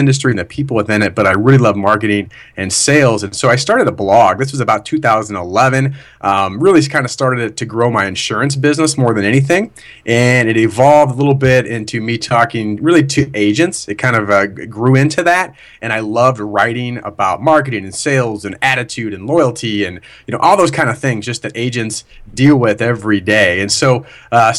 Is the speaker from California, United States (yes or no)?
no; Central Illinois, United States; also born or lived in Wisconsin; I'm from the Illinois area, Central Illinois in particular, and moved back in 2004